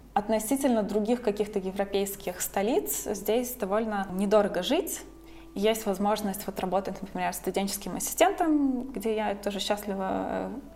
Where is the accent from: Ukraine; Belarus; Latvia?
Latvia; Riga; moved away as an adult; also born or lived in Scotland; now in Berlin, Germany; вообще из Латвии, я из Риги, и как-то в старшей школе я училась